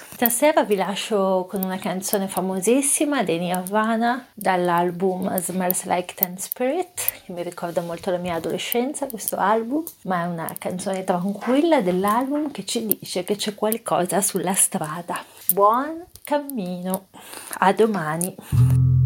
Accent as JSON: {"language": "Italian", "country": "Italy", "said": "nel mio paese"}